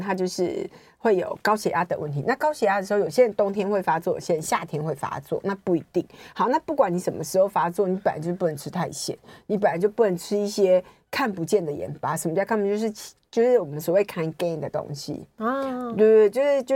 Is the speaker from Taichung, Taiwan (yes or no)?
yes; Taichung, Taiwan; 台中，我台中人呢。